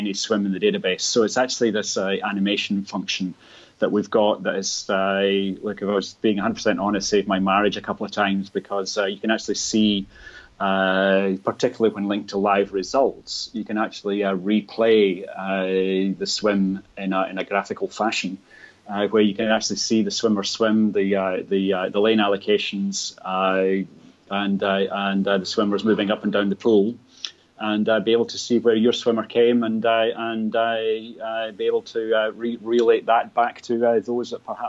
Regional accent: Scotland, United Kingdom; now in Australia; I did represent my hometown back in Scotland in the pool

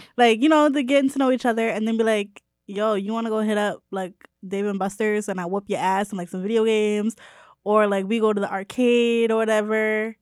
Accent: New Haven, Connecticut, United States; I'm from New Haven, not the Bronx

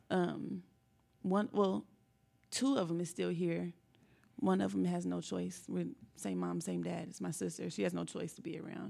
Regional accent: Indianapolis, Indiana, United States; also born or lived in Lawrence, Indiana; I am from Indianapolis, Indiana, born and raised

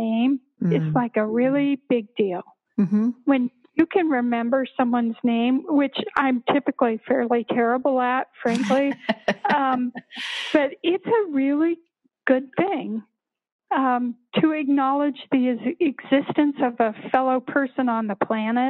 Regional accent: Littleton, Colorado, United States; I grew up in Littleton, actually.

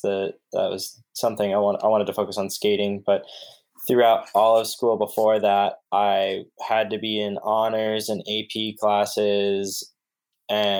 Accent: Tucson, Arizona, United States; also born or lived in Pennsylvania; I was born in Tucson and then I lived in Pennsylvania for a little while. And right before moving back for my fifth birthday

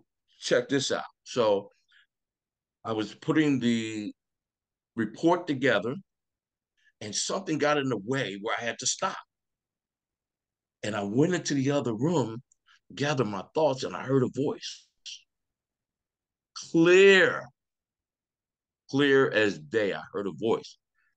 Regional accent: Philadelphia, Pennsylvania, United States; I'm from Philadelphia, Pennsylvania

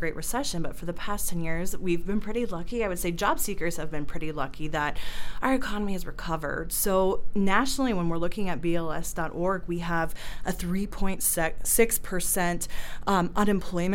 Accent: Ohio, United States; moved away as an adult; also born or lived in Cleveland; now in Denver, United States; I'm also from the Midwestern state of Ohio

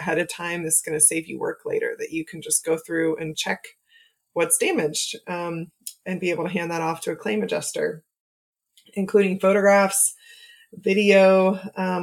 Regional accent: Oklahoma, United States; as a child growing up in Oklahoma

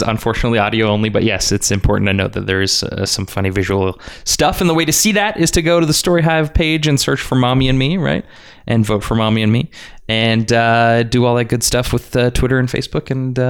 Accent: Edmonton, Alberta, Canada; moved away; I'm from Edmonton

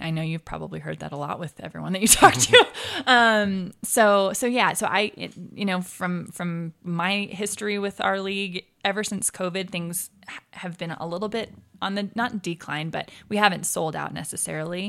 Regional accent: Arizona, United States; also born or lived in Provo, Utah; now in Ogden, United States; I moved as an infant down to Arizona, and I was raised down there.

